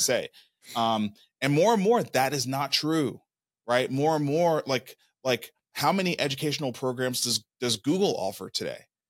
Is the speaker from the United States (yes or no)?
yes; Brooklyn, New York, United States; moved away as an adult; also born or lived in Atlanta / Nashville, Tennessee; I was born and raised in Brooklyn, New York